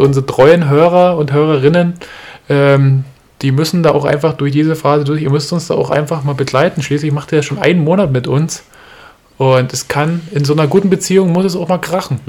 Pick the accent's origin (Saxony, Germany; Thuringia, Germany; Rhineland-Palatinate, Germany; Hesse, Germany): Saxony, Germany; Görlitz; ich komme aus Görlitz